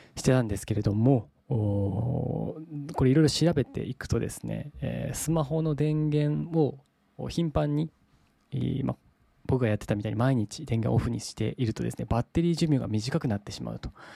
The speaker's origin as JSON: {"language": "Japanese", "region": "Saga", "country": "Japan", "tie": "born or raised there", "moved": "yes", "said": "地元の佐賀県に帰っておりまして"}